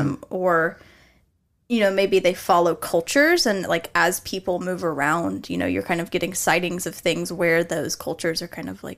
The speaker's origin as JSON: {"language": "English", "region": "Arizona", "country": "United States", "tie": "born or raised there", "said": "so I grew up in Arizona as well as here, and, like, the skinwalker lore out there is treated a little bit differently than it is here."}